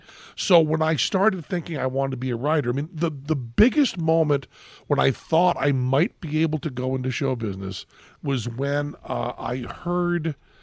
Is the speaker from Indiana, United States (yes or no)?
no; Greenfield, Massachusetts, United States; Greenfield, Massachusetts.